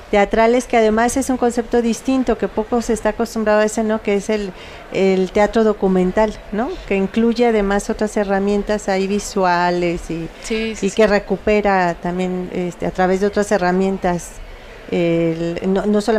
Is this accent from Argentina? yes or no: no; Mexico; sembrar raíces eh, entre nosotras y nosotros como mexicanos, ¿no?